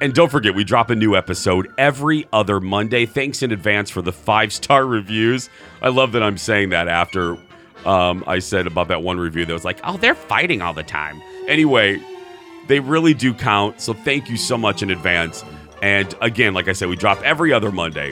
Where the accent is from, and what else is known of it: Minnesota, United States